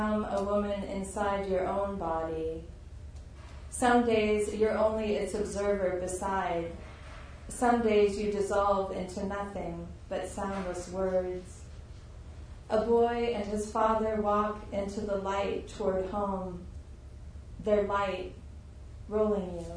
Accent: Tucson, Arizona, United States; I grew up in Tucson in the desert, and so I have like still a very strong connection to the desert

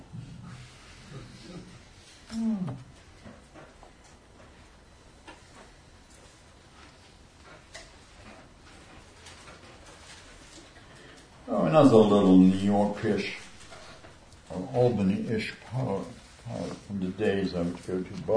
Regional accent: Luxembourg; first language Luxembourgish; English is a second language; moved away; I'm from Luxembourg originally, and my mamalashin, my mother tongue is Luxembourgish

